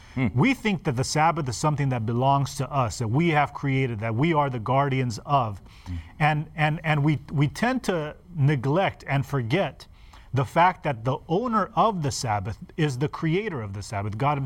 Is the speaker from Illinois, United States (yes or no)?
no; Los Angeles, California, United States; I grew up in Los Angeles, and we were in an apartment